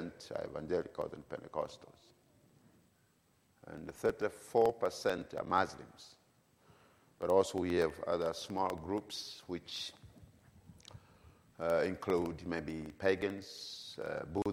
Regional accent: Tanzania; I come from Tanzania, East Africa

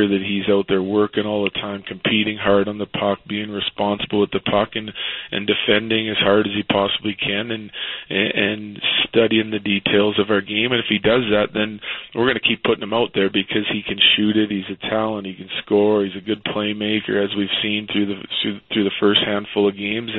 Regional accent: Western Canada, Canada; Growing up in Western Canada in a small town, there's ample rinks

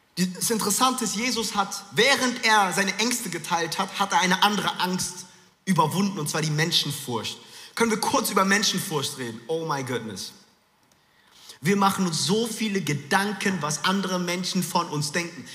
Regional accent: Frankfurt, Hesse, Germany; moved away; es war kurz der Frankfurter, der aus mir rauskam. Ich bin in Frankfurt groß geworden

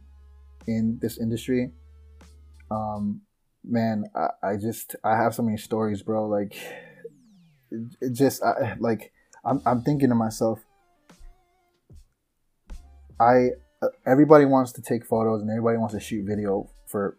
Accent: Chicago, Illinois, United States; I'm from Chicago

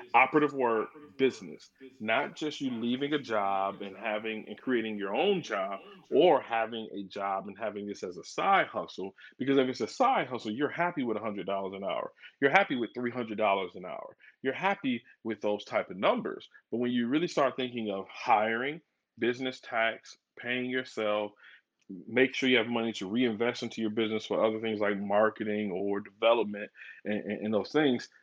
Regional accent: Flint, Michigan, United States; now in Dallas, United States; born and raised in Flint, Michigan, and, and now I'm down here in the DFW or the Metroplex is what they call it down here in Dallas.

